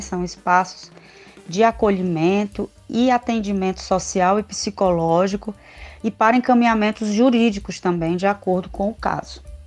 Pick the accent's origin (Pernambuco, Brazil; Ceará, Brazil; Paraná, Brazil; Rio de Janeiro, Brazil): Ceará, Brazil; Sobral; also born or lived in Sertões de Canindé; eu fui criada no interior de Sobral, aqui no Ceará, né, no estado do Ceará, eu falo do Ceará